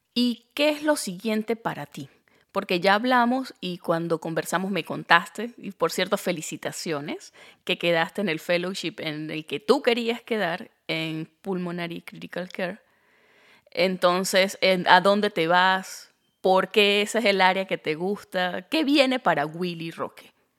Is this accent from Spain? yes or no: no; Andean Venezuela, Andes, Venezuela; moved away as an adult; now in United States; yo soy gocha